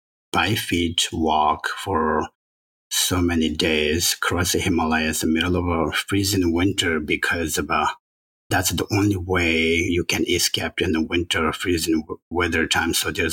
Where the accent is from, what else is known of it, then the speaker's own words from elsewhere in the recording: Tibet, China; English is a second language; also born or lived in India; now in Santa Cruz, United States; originally from Tibet, born and raised in Tibet. And grew up in a monastery. So now I'm living in Santa Cruz